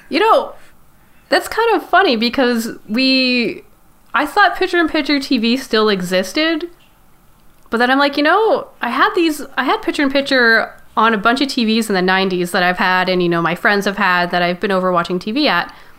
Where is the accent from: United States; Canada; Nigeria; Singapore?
Canada; I'm Canadian